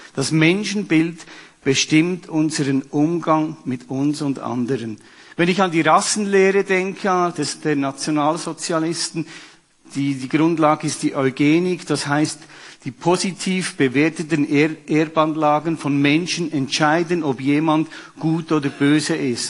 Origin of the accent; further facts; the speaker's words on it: Switzerland; bei uns in der Schweiz